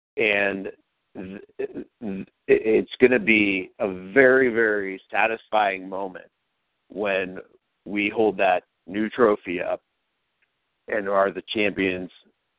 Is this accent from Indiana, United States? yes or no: no; Youngstown, Ohio, United States; also born or lived in Columbus; from Youngstown to Columbus